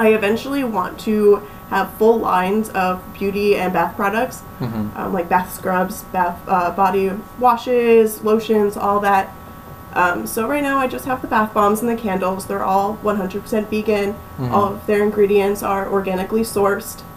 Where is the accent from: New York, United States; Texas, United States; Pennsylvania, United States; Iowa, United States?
Pennsylvania, United States; Bethlehem; moved away as an adult; now in Florida, United States; Originally, I'm from Pennsylvania